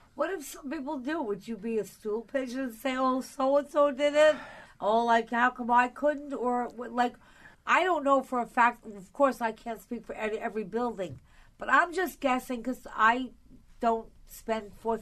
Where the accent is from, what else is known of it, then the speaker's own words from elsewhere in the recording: Long Island, New York, United States; now in New York City, United States; I grew up on Long Island, so you know I didn't live in a building ever